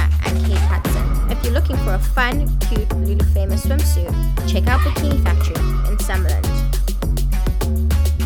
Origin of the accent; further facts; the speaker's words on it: Johannesburg, Gauteng, South Africa; moved away as an adult; now in United States; I'm from Johannesburg too